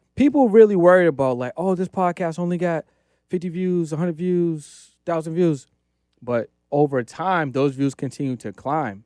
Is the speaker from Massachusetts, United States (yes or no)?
yes; Boston, Massachusetts, United States; now in Los Angeles, United States; I live in Los Angeles. Originally, I'm from Boston